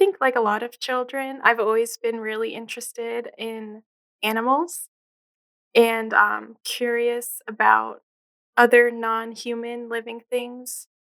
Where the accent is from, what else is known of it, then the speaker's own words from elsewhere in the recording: New Jersey, United States; also born or lived in Philadelphia area / Chicago area; now in Syracuse, United States; I grew up in New Jersey, and then my family moved around a bit to these different suburbs.